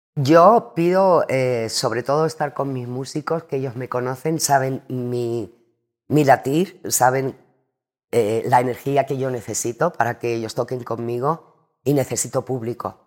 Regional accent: Andalusia, Spain; also born or lived in Cádiz / Madrid; me encanta mi tierra de Andalucía

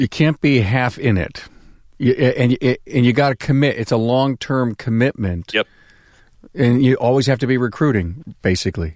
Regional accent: Buffalo, New York, United States; Buffalo, New York, my hometown right here

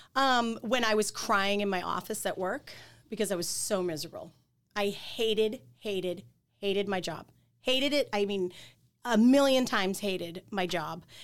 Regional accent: Quincy, Massachusetts, United States; moved away as an adult; also born or lived in Boston; I'm from Quincy

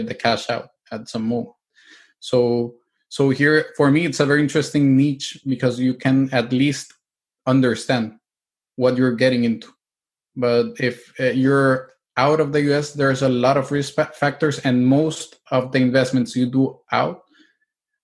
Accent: El Salvador; moved away as an adult; also born or lived in Mexico / Spain / Italy; now in United States; I'm originally from El Salvador. My grandparents were Italians. So once I finished my high school, I got out of El Salvador.

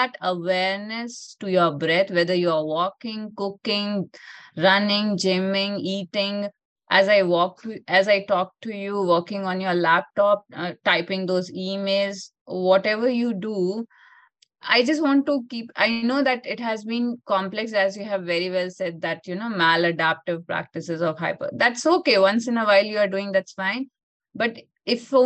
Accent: India; In our yogic culture, I'm from India, in our yogic culture

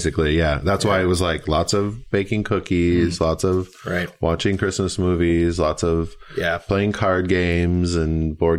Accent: Minnesota, United States; Because I'm from Minnesota and it's bitterly cold and snowy and gross.

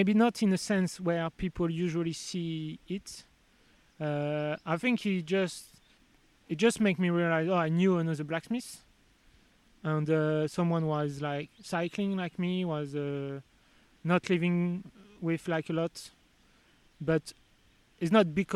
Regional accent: France; English is a second language; moved away as an adult; also born or lived in Sheffield, England; now in England; I was from France, I was arriving in England

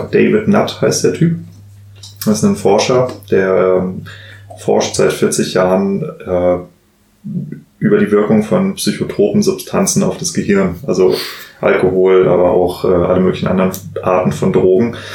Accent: Hesse, Germany; ich bin ja tatsächlich im, im Rheingau als Winzer groß geworden.

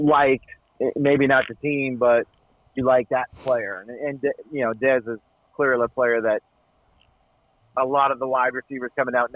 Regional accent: New England, United States; I grew up in New England

